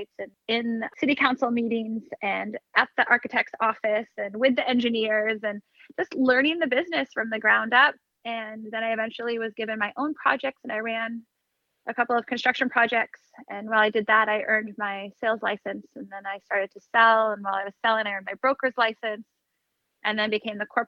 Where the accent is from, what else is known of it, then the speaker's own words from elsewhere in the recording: Sonoma, California, United States; moved away as an adult; also born or lived in San Luis Obispo, California / San Diego, California; now in New York City, United States; I grew up in Sonoma, Northern California